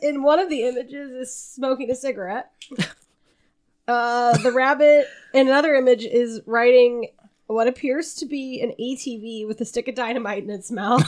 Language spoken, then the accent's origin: English; Southern Illinois, United States; down by my hometown is a slightly larger town.